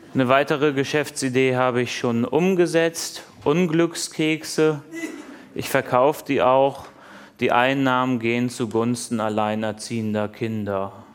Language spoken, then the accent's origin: German; Hamburg, Germany; In meiner Heimatstadt Hamburg